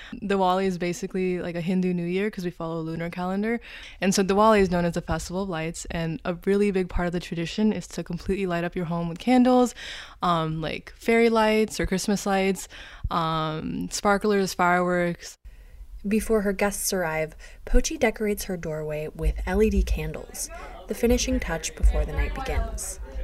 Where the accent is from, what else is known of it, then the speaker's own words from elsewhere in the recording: Miami, Florida, United States; moved away as an adult; now in Sitka, United States; I'm from Miami, Florida. I moved here four months ago